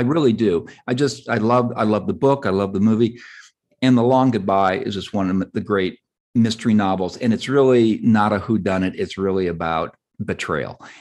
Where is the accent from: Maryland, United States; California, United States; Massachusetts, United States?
California, United States; Southern; I grew up in Southern California